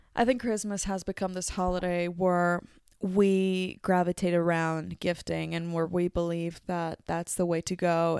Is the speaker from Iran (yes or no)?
no; Mexico; now in New Zealand; my home country, Mexico